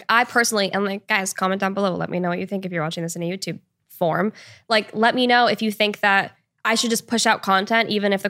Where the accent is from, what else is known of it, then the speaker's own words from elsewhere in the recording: Washington, United States; now in Los Angeles, United States; and I grew up in Washington State. So like I should in theory be used to that, but I've totally gotten used to LA.